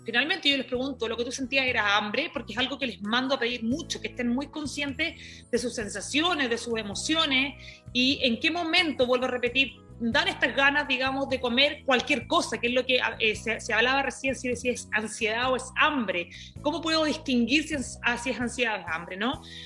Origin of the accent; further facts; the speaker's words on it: Iquique, Tarapacá, Chile; moved away; vengo desde Chile, eh, me crié en Iquique, en un lugar eh, que era muy chiquito, una región de, de, Chile